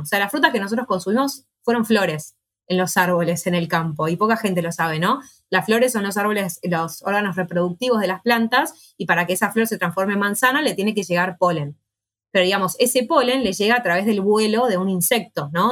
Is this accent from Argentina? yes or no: yes; Buenos Aires, Argentina; soy de Capital Federal, no soy del, interior del país